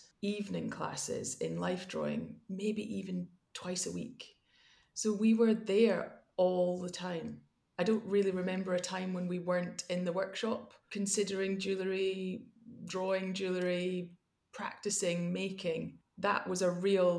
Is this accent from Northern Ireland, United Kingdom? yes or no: no; Glasgow, Scotland, United Kingdom; also born or lived in Edinburgh / London; grew up in Glasgow